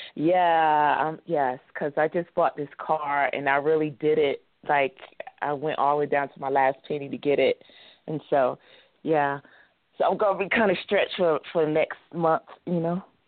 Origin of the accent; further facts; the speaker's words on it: New Mexico, United States; from New Mexico